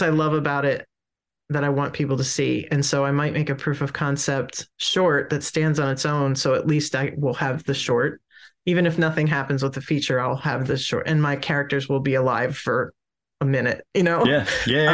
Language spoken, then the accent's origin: English; Pennsylvania, United States; now in Tidewater, Virginia, United States; I'm originally from Pennsylvania, but I live in Tidewater, Virginia now